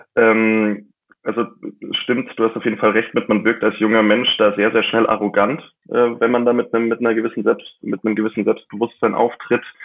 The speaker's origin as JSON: {"language": "German", "town": "Mammendorf", "region": "Bavaria", "country": "Germany", "tie": "born or raised there", "said": "in Mammendorf, in meinem Heimatort zwischen München und Augsburg"}